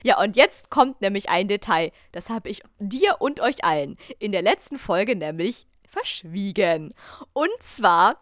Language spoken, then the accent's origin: German; Germany; ich habe mich selten als Deutsche geoutet